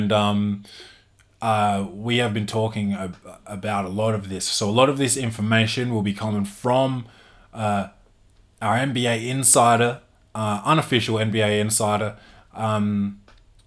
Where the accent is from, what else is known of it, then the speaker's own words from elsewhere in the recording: Adelaide, South Australia, Australia; I'm from Adelaide. I'm in Adelaide